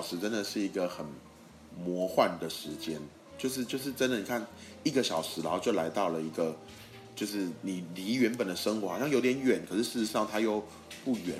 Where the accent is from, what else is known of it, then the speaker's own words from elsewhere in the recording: Taiwan; 我们都是台湾人